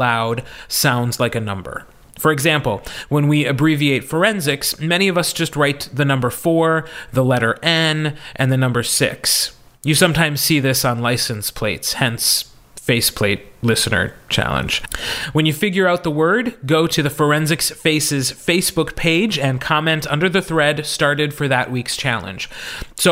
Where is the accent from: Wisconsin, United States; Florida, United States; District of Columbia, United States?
Wisconsin, United States; accent: Wisconsin; you can really hear my Wisconsin accent